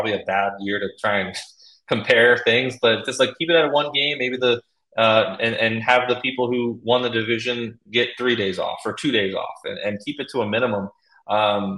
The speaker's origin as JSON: {"language": "English", "town": "Baltimore", "region": "Maryland", "country": "United States", "tie": "born or raised there"}